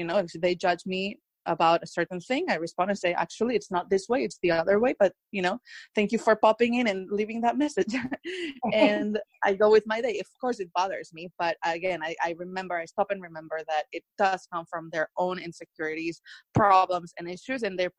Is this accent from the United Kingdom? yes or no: no; Spain; English is a second language; now in Beverly Hills, United States; They didn't even know I was from Spain and that my whole family has been living through coronavirus for weeks and weeks.